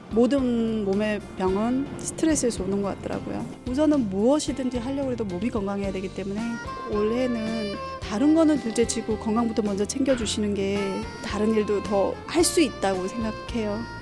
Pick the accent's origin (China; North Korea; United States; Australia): China; Korean is a second language; moved away as an adult; now in Seoul, South Korea; 저는 사실 중국 사람이에요. 한국에서 산 지 한 6년 됐어요.